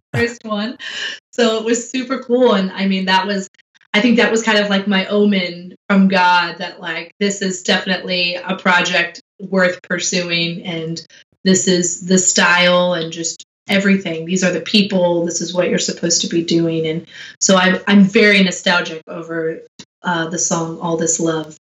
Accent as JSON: {"language": "English", "region": "Michigan", "country": "United States", "tie": "born or raised there", "moved": "yes", "lives_now": "Nashville, United States", "said": "I was growing up in Michigan"}